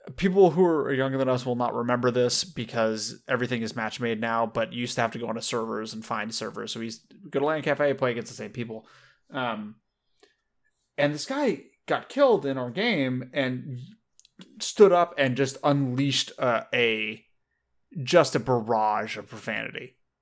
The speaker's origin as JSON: {"language": "English", "region": "Southern California", "country": "United States", "tie": "born or raised there", "said": "I grew up in, in Southern California"}